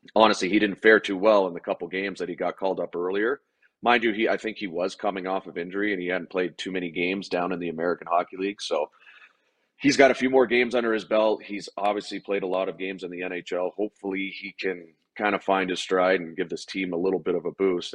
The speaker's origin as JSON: {"language": "English", "area": "Toronto area", "region": "Ontario", "country": "Canada", "tie": "born or raised there", "moved": "yes", "said": "play in Toronto and play for my hometown team that I grew up watching."}